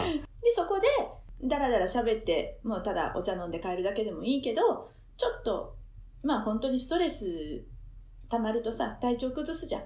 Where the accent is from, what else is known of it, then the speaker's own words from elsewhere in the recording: Osaka, Japan; moved away as an adult; now in Ama, Japan; 私自身は大阪で生まれ育ってる